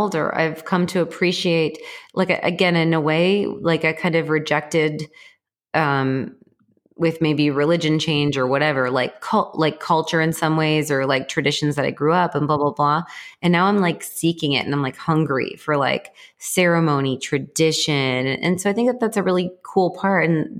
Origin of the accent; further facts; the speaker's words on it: Texas, United States; I'm a Texan who has gun cases and the only things in the gun cases are crystals.